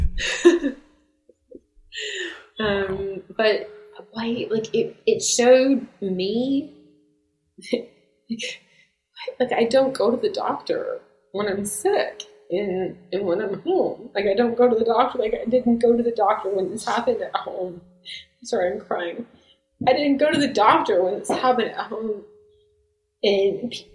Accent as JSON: {"language": "English", "country": "United States", "said": "I'm American"}